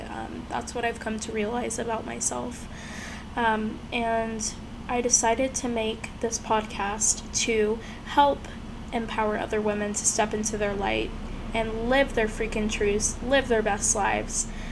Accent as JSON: {"language": "English", "town": "Houston", "region": "Texas", "country": "United States", "moved": "as an adult", "lives_now": "Scottsdale, United States", "said": "I'm originally from Houston, Texas."}